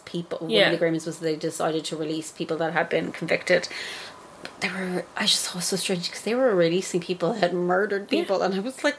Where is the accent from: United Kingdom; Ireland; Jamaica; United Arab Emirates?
Ireland; But then I grew up in the Republic, so it's a very, very different... A very different thing. I grew up not being afraid of war.